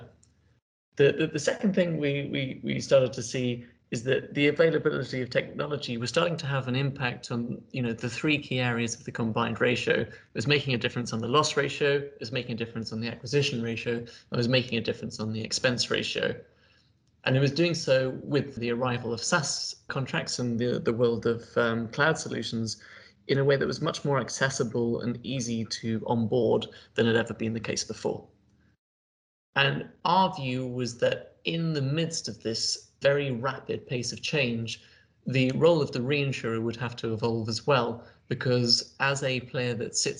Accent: United Kingdom; I'm British

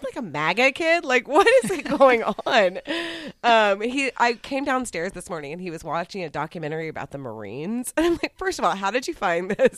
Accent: Texas, United States; I'm from Texas

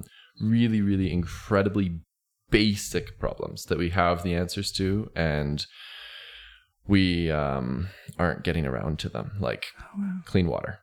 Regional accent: Chilliwack, British Columbia, Canada; born there; I was born in British Columbia, so in Chilliwack, actually, a small town, a little ways, a couple hours outside Vancouver.

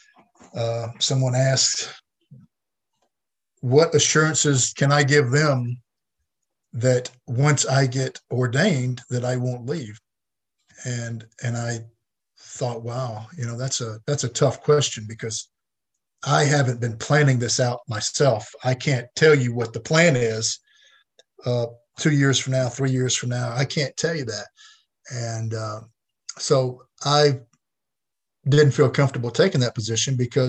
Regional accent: Batesville, Mississippi, United States; I grew up in Batesville, which is about an hour south of Memphis on 55

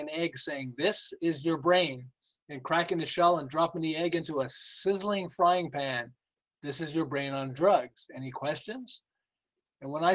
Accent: Montreal, Quebec, Canada; moved away as an adult; now in Southern California, United States; I'm originally from Montreal. I live in Southern California. We've lived here for about 36 years

